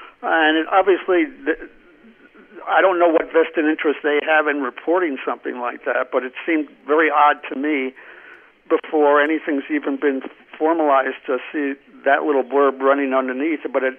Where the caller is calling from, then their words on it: New Mexico, United States; Hey, guys. … from New Mexico.